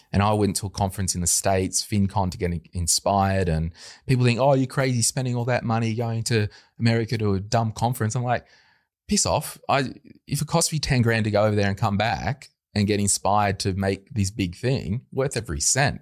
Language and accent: English; Berkeley Vale, New South Wales, Australia; we grew up at Berkeley Vale. Lived yep. in one house for the first twenty five years